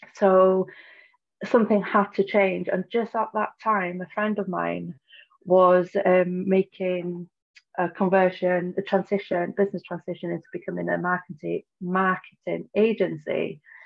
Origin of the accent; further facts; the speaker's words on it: Snowdonia, North Wales, United Kingdom; I'm from Snowdonia in North Wales in the UK